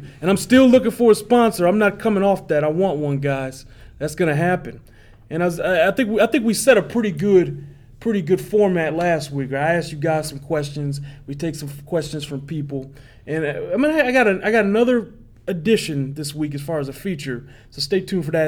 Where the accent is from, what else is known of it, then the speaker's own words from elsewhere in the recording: Detroit, Michigan, United States; now in Kansas City, United States; I'm from Detroit